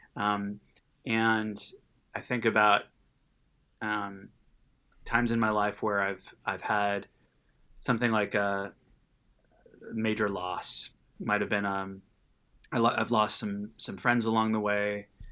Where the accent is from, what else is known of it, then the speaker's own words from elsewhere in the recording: Los Angeles, California, United States; born and raised in Los Angeles and, uh, lived in Southern California my whole life.